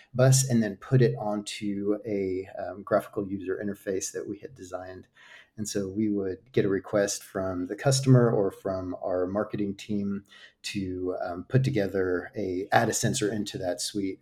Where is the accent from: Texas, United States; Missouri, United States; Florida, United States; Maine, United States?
Texas, United States; outside of DFW; moved away as an adult; also born or lived in Virginia, United States; now in Madrid, Spain; we moved to Texas outside of D F W, where, um, at nine, I guess, when I was nine. And so grew up in Texas